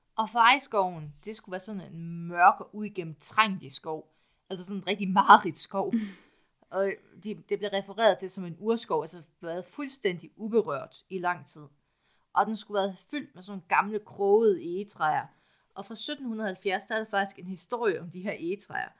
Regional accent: East Jutland, Central Denmark Region, Denmark; Jeg er også fra Østjylland

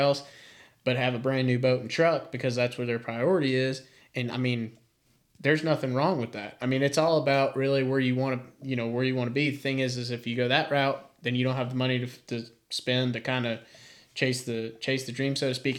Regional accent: Raleigh, North Carolina, United States; I grew up in Raleigh

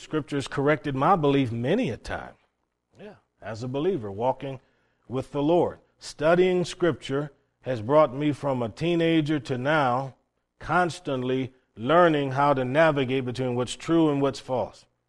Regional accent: Cleveland, Ohio, United States; moved away as an adult; also born or lived in Okinawa, Japan; growing up in Cleveland, Ohio

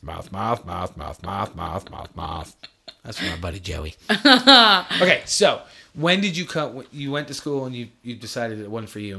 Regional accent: New York, United States; I was born in New York

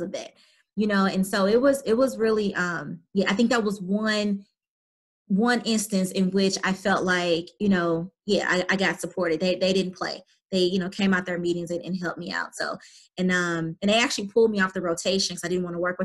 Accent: St. Louis, Missouri, United States; accent: St. Louis; I do have a St. Louis accent

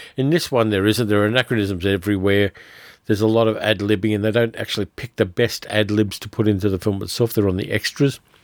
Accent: Sydney, New South Wales, Australia; you get to see Sydney wrecked, and I always hate to see my hometown abused in that way

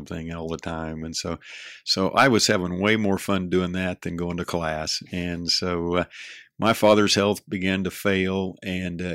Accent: Larned, Kansas, United States; I've been here all my life. My parents were born and raised in Larned, and so it's home.

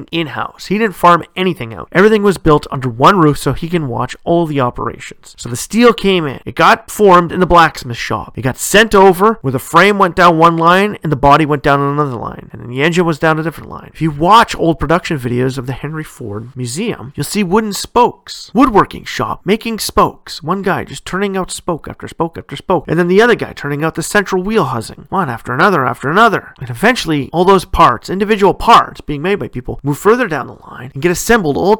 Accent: Canada; my home country, Canada

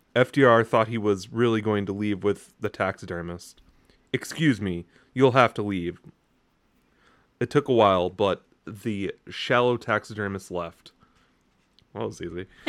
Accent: United States; as an American

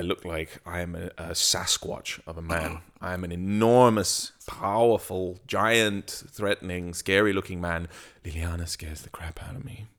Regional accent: England, United Kingdom; I grew up in England

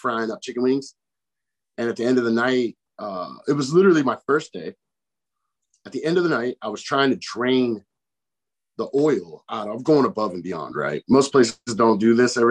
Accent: Chicago, Illinois, United States; I grew up from in Chicago

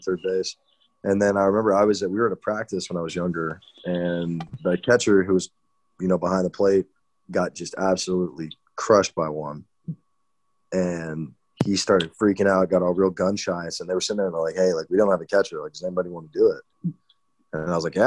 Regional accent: Houston, Texas, United States; I grew up in Houston, went to high school down there.

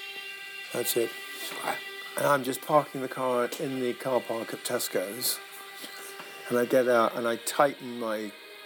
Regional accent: United Kingdom; we're British

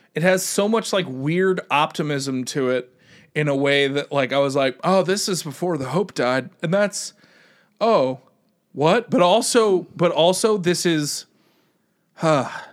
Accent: United States; as an American

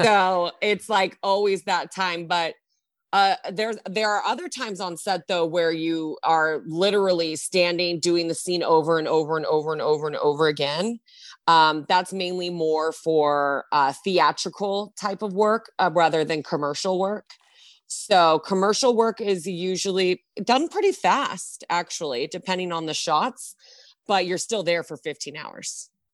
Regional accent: Long Beach, California, United States; I am a SoCal native. I'm from Long Beach

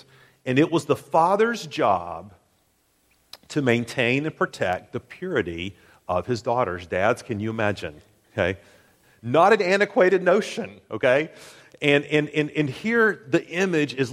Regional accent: Tennessee, United States; I'm from Tennessee

